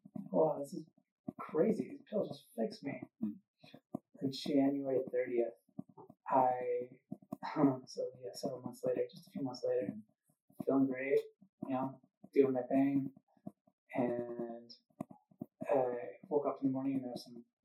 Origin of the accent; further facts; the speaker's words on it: Minnesota, United States; moved away as an adult; now in Southern California, United States; I grew up in Minnesota